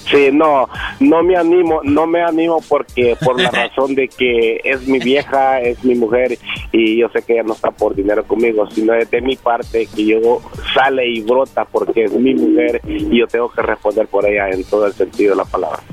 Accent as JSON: {"language": "Spanish", "country": "El Salvador", "moved": "yes", "said": "soy salvadoreño"}